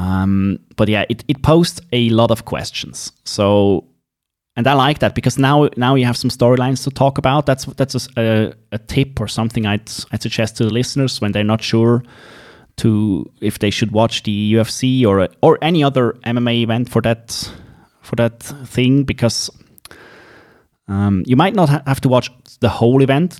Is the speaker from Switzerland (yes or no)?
yes; Switzerland; accent: Swiss; English is a second language; It is in English and Swiss English, as you might have heard, so you have to bear with my accent.